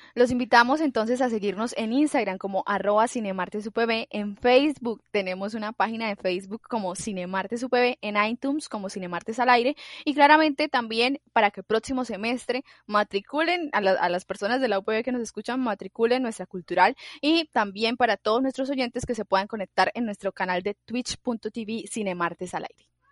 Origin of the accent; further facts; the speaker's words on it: Colombia; yo soy muy colombiana